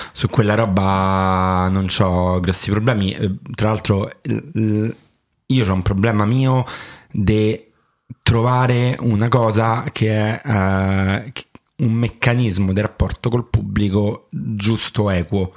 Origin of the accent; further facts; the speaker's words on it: France; accent: southern French; first language French; Italian is a second language; now in Rome, Italy; io sono francese anche se non sembra di madrelingua e nazionalità